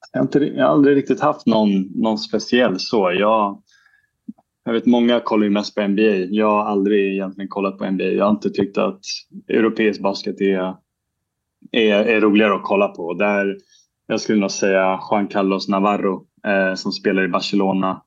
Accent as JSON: {"language": "Swedish", "country": "Sweden", "moved": "as an adult", "lives_now": "Murcia, Spain", "said": "på somrarna när jag är hemma i Sverige"}